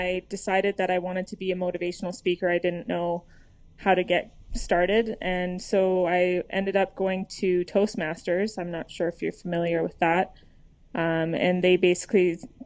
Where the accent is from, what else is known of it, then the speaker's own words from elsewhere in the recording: Edmonton, Alberta, Canada; I'm from Edmonton, Canada